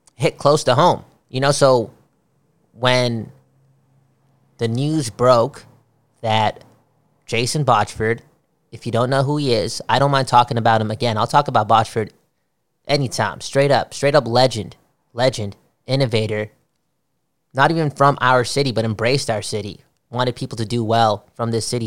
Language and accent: English; Canada; I am from Canada, after all.